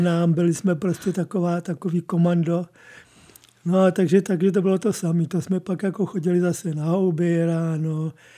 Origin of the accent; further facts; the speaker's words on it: Prague, Czechia; now in České Budějovice, Czechia; já jsem, jsem původem Pražák